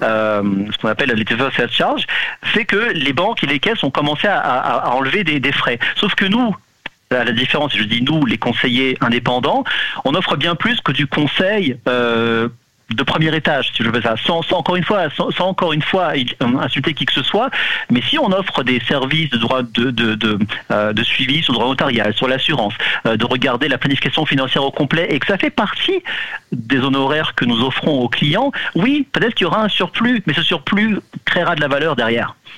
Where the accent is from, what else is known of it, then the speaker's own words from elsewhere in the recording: France; now in Canada; Je suis d'origine de France